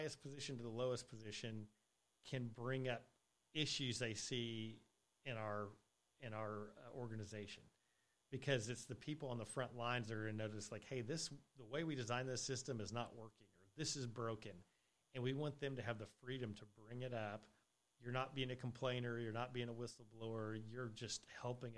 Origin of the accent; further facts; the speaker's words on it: Colorado, United States; moved away; I was originally from Colorado